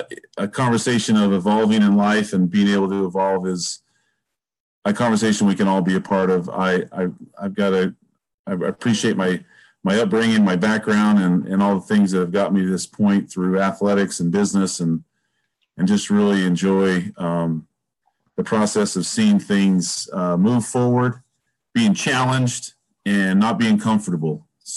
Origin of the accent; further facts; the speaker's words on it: Cache Valley, Utah, United States; now in Las Vegas, United States; I grew up in Happy Valley, Cache Valley, Utah, and I live in Sin City.